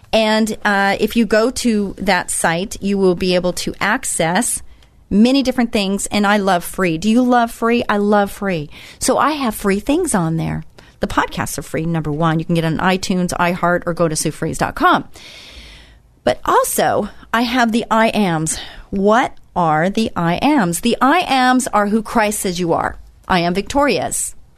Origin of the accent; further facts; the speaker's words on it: Israel; I came from Israel and I saw this